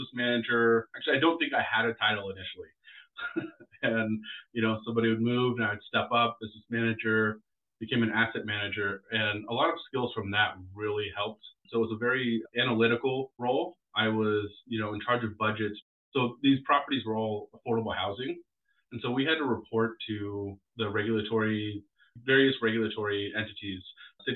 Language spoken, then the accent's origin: English; Walnut Creek, California, United States; also born or lived in Fresno, California / Concord, California / Portland, Oregon; we moved to the Bay Area, Walnut Creek and Concord, when I was very young, about 3 years old